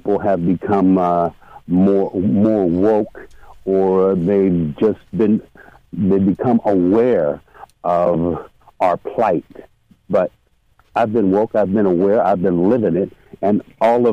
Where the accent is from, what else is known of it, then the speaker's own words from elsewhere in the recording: Los Angeles, California, United States; moved away as an adult; now in Sacramento, United States; I'm from Los Angeles. And in Los Angeles, I had to be on guard on the daily